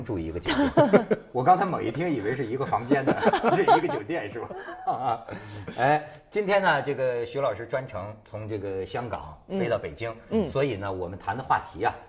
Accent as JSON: {"language": "Chinese", "region": "Hebei", "country": "China", "said": "我们河北人"}